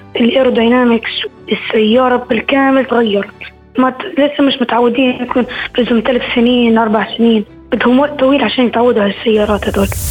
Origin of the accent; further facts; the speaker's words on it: Jordan; أنا من الأردن